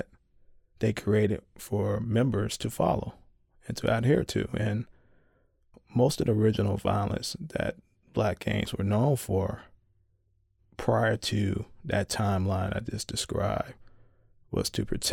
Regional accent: Chicago, Illinois, United States; my hometown of Chicago

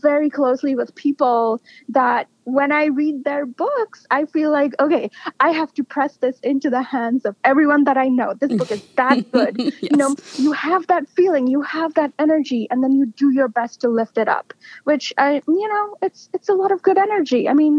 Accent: India; I was drawing on what I had observed and learned from growing up in India.

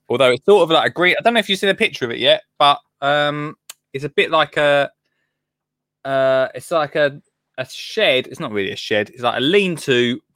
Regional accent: Colchester, East of England, United Kingdom; born or raised there

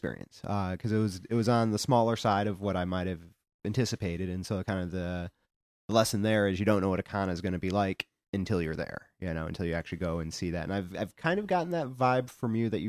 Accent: Louisville, Kentucky, United States; I grew up here in Louisville, which I think is what most people probably know.

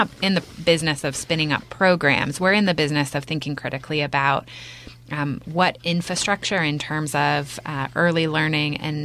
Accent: Bend, Oregon, United States; moved away as an adult; I'm born and raised in Bend. I graduated from Mountain View High School

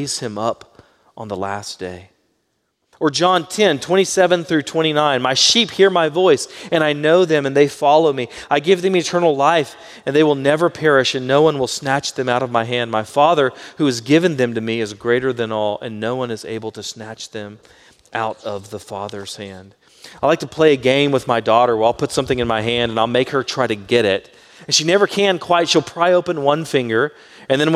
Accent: Baytown, Texas, United States; I grew up in Baytown and things were a lot slower there

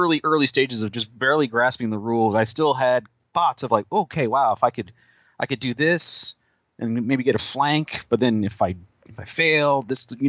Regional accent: Dayton, Ohio, United States; also born or lived in San Antonio, Texas; I'm from Dayton, Ohio.

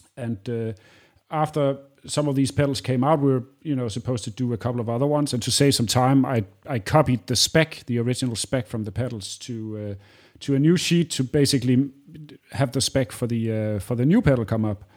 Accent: Aarhus, Central Denmark Region, Denmark; I grew up in the same city that I live in now. It's second largest city in Denmark, which it doesn't say a lot, called Aarhus

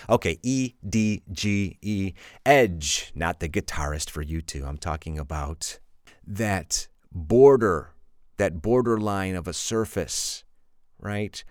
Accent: Illinois, United States; moved away as an adult; now in Spain; I'm from Illinois, which is a very flat state

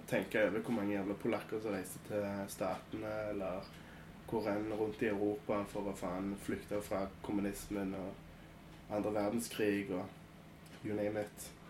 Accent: Kraków, Lesser Poland, Poland; moved away; jeg kommer fra Krakow

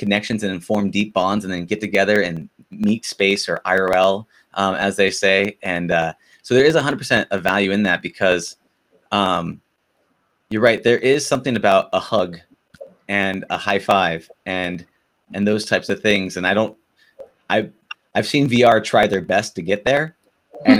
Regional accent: Southern California, United States; I'm a Southern California guy

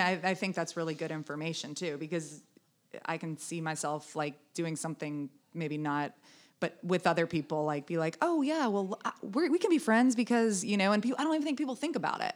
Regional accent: the South, United States; I grew up in the South

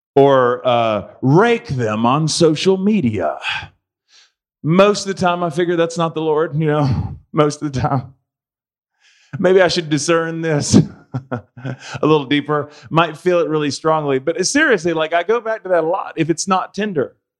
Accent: United States; I'm an American

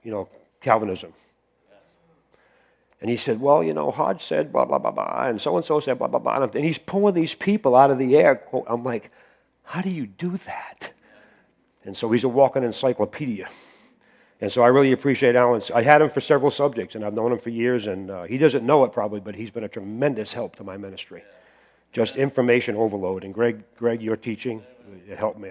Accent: near Cape Cod, Massachusetts, United States; moved away as an adult; also born or lived in Pennsylvania; I grew up on right near Cape Cod and had enough brains to leave there

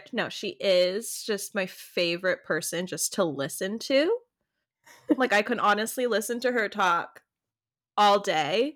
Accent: Oceanside, California, United States; So I grew up in the North County Oceanside Vista area.

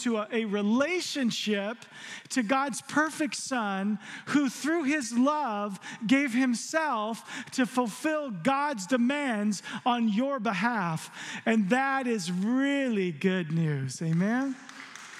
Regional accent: Arizona, United States; growing up in Arizona, there's a lot of lightning and thunder

